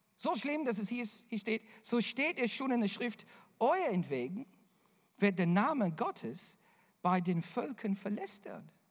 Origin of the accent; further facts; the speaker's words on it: Australia; accent: Bavarian; German is a second language; moved away; also born or lived in Bavaria; mein australischer Humor